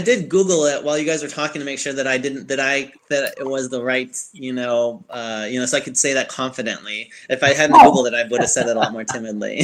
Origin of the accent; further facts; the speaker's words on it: Chicago, Illinois, United States; accent: Yankee accent; now in Alabama, United States; I'm from Chicago